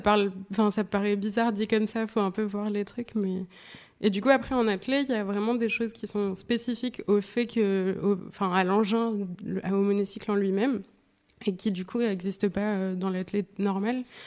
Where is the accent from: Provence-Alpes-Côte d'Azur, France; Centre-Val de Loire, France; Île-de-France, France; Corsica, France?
Provence-Alpes-Côte d'Azur, France; Nice; je viens de Nice